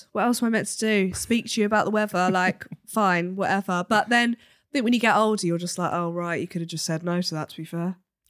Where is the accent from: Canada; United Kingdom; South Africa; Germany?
United Kingdom; Cambridge, East of England; now in Nottingham, United Kingdom